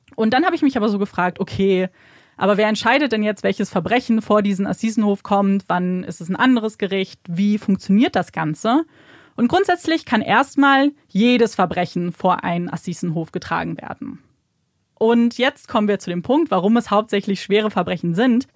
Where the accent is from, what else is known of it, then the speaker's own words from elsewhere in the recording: Germany; bei uns in Deutschland